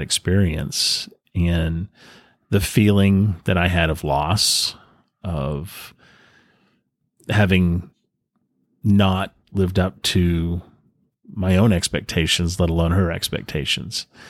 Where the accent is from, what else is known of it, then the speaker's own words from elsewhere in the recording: New England, United States; now in San Diego, United States; I was raised in New England